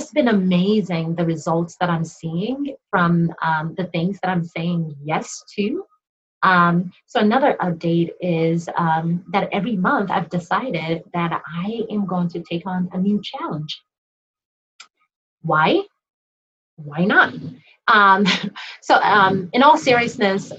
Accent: Nigeria; being Nigerian

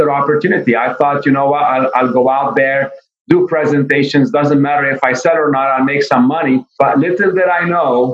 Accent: Beirut, Beirut Governorate, Lebanon; English is a second language; now in United States; I was born and raised in Beirut, Lebanon.

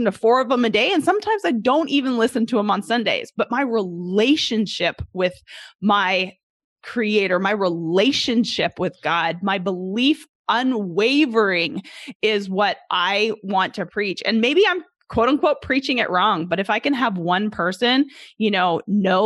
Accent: Canada; moved away as an adult; now in Arkansas, United States; I'm originally from Canada. For those who don't know, originally from Canada, I moved down here when I was 20 years old to play college golf, 21.

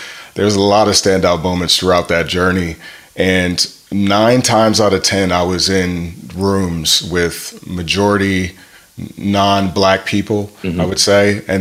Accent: Grand Rapids, Michigan, United States; I'm originally from Grand Rapids, Michigan

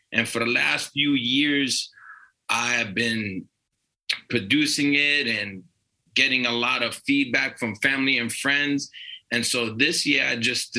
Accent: New York City, New York, United States; moved away as an adult; also born or lived in Long Island, New York; now in Denver, United States; I was born and raised in Brooklyn, New York and Long Island

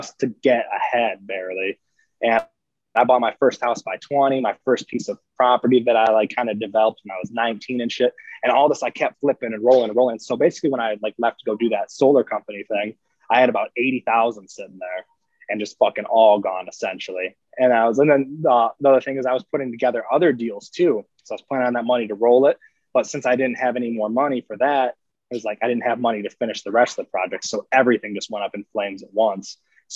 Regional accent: Northern Michigan, United States; also born or lived in Park City, Utah; moved up to Northern Michigan when I was six. So I've lived in this small town of 2,000 people essentially my whole life

